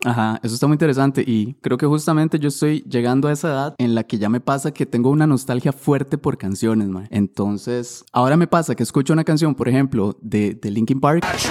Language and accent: Spanish; Siquirres, Limón, Costa Rica; me acuerdo estar en el centro de Siquirres, yo soy de Siquirres, con mis amigos